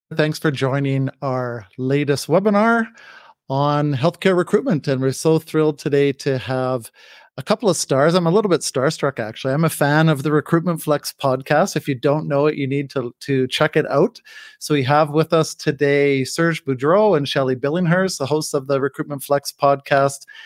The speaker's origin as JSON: {"language": "English", "country": "Canada", "said": "I'm a Canadian"}